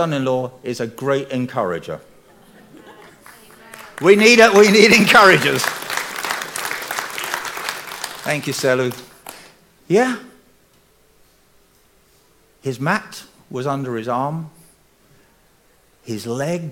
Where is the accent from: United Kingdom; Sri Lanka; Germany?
United Kingdom; England; I'm English